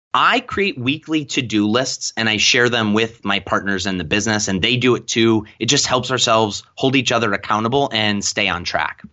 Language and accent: English; Lakewood, Ohio, United States; my hometown of Lakewood, Ohio.